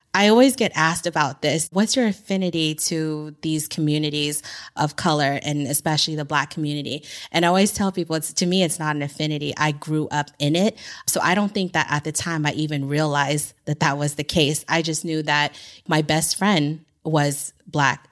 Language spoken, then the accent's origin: English; San Francisco Bay Area, California, United States; moved away as an adult; going from the Bay to Madrid, Spain